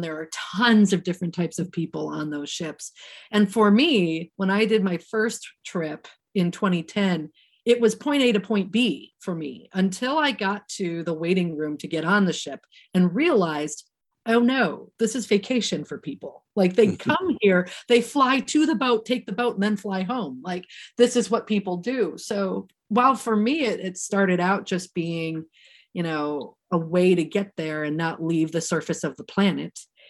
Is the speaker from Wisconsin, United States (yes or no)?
yes; Wisconsin, United States; growing up in Wisconsin, I love to call it just north of Milwaukee, Little Germany.